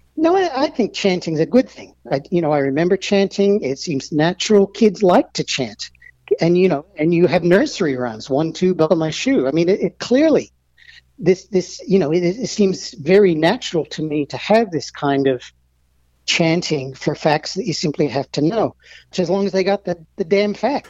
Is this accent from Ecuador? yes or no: no; Melbourne, Victoria, Australia; also born or lived in United States / Stanford; I grew up in Melbourne. Um, I'm American